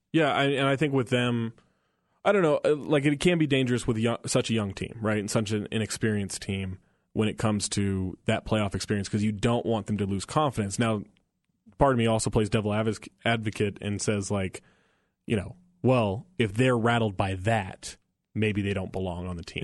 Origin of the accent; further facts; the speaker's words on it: Northern California, United States; I grew up in Northern California